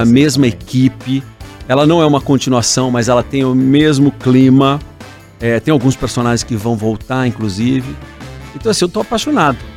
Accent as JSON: {"language": "Portuguese", "town": "Curitiba", "region": "Paraná", "country": "Brazil", "tie": "born or raised there", "said": "eu sou de Curitiba, né? Nascido em Curitiba"}